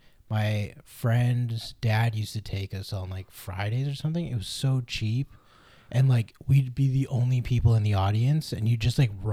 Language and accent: English; Markham, Ontario, Canada; we're both from Markham, therefore we're big Leaf fans for sure, cuz Markham's a psychotic Leaf town.